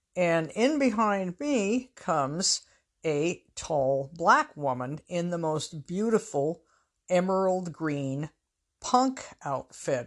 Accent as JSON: {"language": "English", "region": "Pacific Northwest", "country": "United States", "said": "up in the Pacific Northwest, honey is sarcastic"}